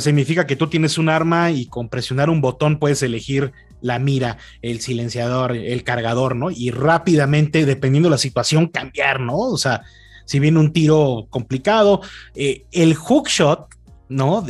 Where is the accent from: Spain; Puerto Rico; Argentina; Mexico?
Mexico; tú como mexicano